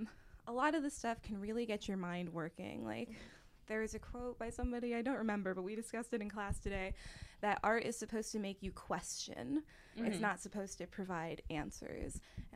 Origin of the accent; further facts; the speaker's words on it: Forest City, Pennsylvania, United States; Forest City, Pennsylvania.